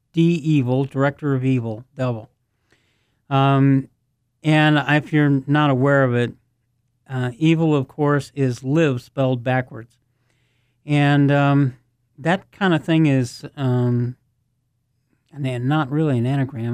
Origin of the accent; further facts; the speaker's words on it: United States; I'm an American